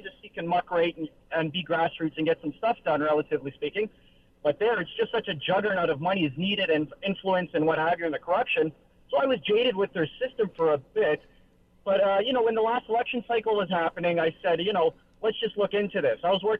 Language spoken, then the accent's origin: English; Canada; I got to back this guy, even as a Canadian